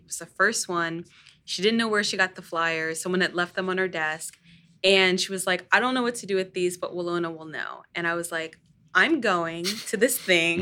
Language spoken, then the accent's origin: English; Northern Virginia, United States; I grew up in Northern Virginia